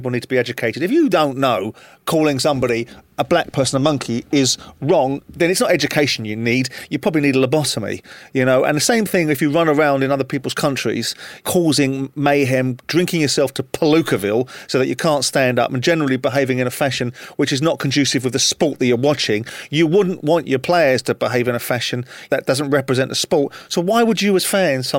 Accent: England, United Kingdom; as I do as an Englishman

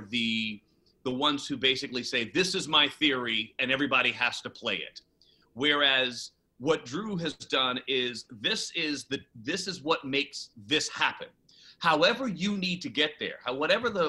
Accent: New York City, New York, United States; now in Los Angeles, United States; Growing up in the Bronx

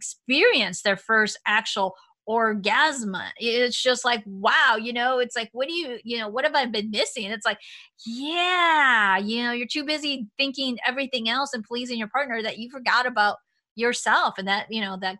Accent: Chicago, Illinois, United States; I grew up in Chicago

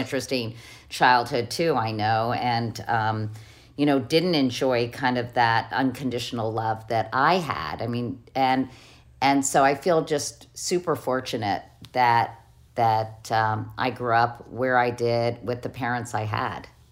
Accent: Arlington, Virginia, United States; I had growing up in Arlington, Virginia.

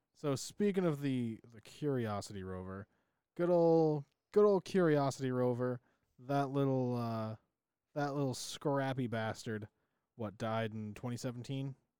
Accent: New England, United States; We're from New England.

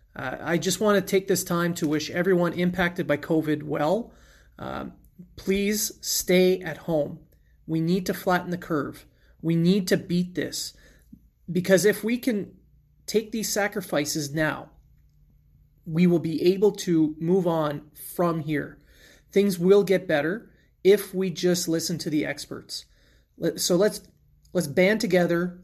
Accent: Sudbury, Ontario, Canada; my hometown Sudbury Wolves

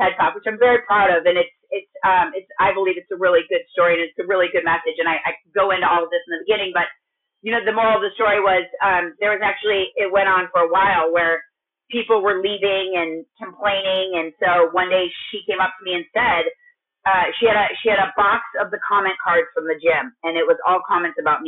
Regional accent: Minnesota, United States; moved away as an adult; also born or lived in California; I'm from Minnesota and then moved to California and started going to school

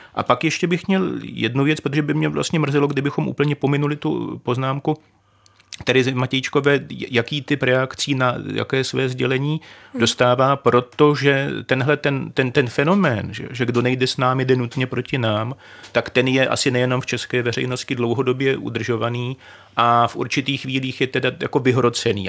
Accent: Czechia; jsme Češi

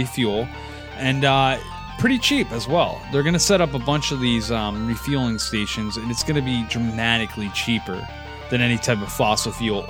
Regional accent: United States

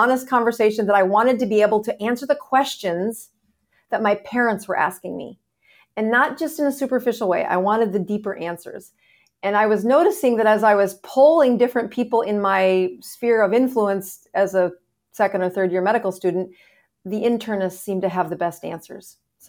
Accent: South Dakota, United States; moved away as an adult; now in Florida, United States; South Dakota.

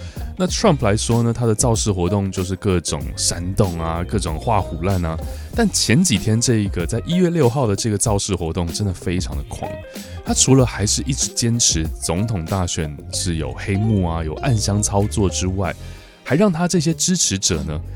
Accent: Taiwan; 我记得我小时候在台湾

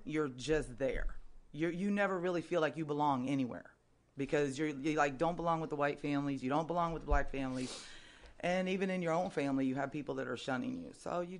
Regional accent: San Diego, California, United States

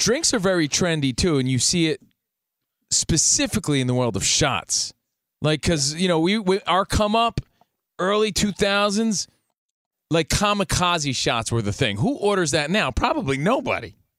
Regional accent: Union, New Jersey, United States; now in Los Angeles, United States; growing up in Union, New Jersey

